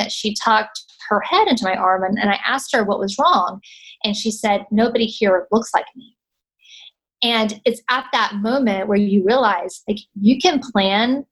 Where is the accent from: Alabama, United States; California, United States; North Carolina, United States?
North Carolina, United States; moved away as an adult; I was born in North Carolina, raised in North Carolina, went to school in North Carolina